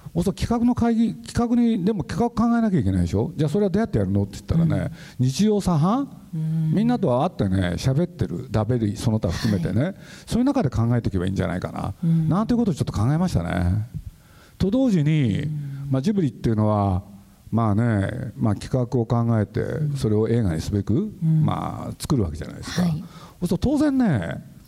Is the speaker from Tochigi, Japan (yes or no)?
no; Nagoya, Aichi, Japan; moved away as an adult; now in Tokyo, Japan; 徳川園あのそばで育った